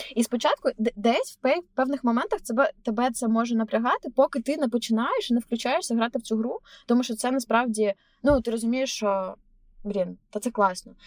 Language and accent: Ukrainian; Chernihiv, Chernihiv Oblast, Ukraine; moved away as an adult; also born or lived in Kyiv, Ukraine / Berlin, Germany; now in New York, United States; я типу поліщучка, я з Чернігова